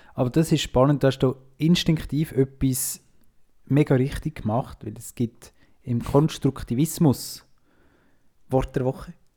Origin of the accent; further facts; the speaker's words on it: Switzerland; als Schweizer sind wir uns halt gewöhnt, dass immer alles rund läuft